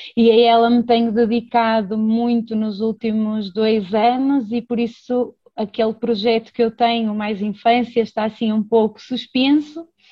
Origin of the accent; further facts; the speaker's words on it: Braga, Norte, Portugal; sou educadora de infância, sou de Braga